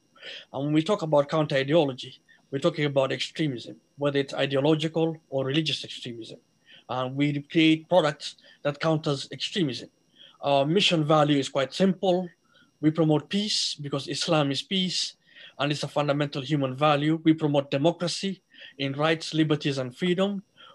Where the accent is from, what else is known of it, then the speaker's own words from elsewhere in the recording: Somalia; now in Minnesota, United States; I'm a Somali